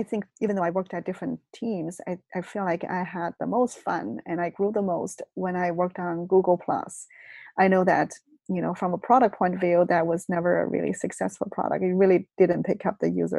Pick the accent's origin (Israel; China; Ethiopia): China; moved away as an adult; also born or lived in Beijing; now in California, United States; I was brought up in China. So I went to college in China